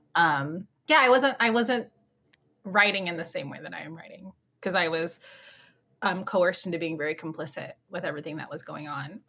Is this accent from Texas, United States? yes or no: no; Orange County, California, United States; I grew up in Orange County. I live, I still live here in Orange County, California